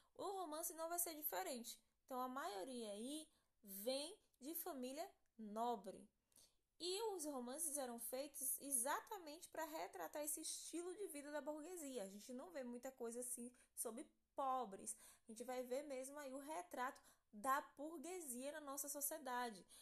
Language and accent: Portuguese; Brazil; a gente vive um pouquinho dessa, dessa influência europeia no nosso país